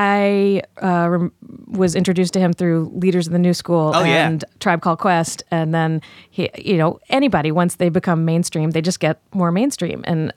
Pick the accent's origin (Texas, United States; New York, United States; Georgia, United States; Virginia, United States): Virginia, United States; Richmond; I grew up in Richmond, Virginia, listening to Q94, the top 40 station